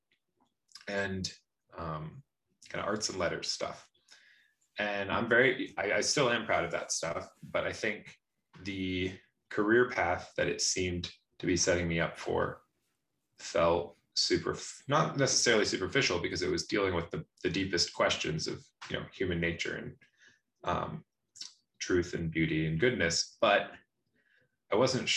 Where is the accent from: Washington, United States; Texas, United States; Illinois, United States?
Washington, United States; moved away as an adult; also born or lived in Michigan; I'm from Washington State